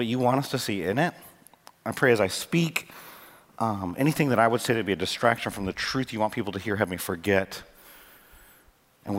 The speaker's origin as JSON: {"language": "English", "region": "Michigan", "country": "United States", "tie": "born or raised there", "moved": "yes", "lives_now": "North Carolina, United States", "said": "I grew up in Michigan"}